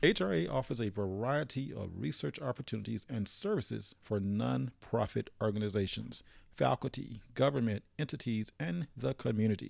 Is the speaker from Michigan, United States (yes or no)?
no; Philadelphia, Mississippi, United States; also born or lived in Leake County, Mississippi; my hometown was Philadelphia, Mississippi